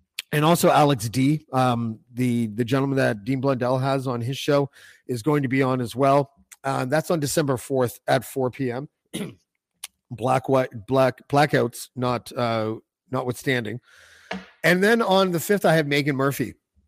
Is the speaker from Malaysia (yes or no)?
no; Montreal, Quebec, Canada; born there; I don't speak French. I was born in Montreal. I spent all my summers in Lac Bleu, which is, I don't know where, somewhere.